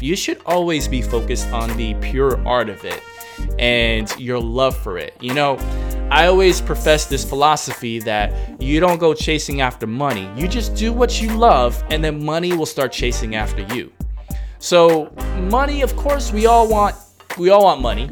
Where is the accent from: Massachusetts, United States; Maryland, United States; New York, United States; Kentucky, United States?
New York, United States; New York City; now in Hong Kong; I'm from New York City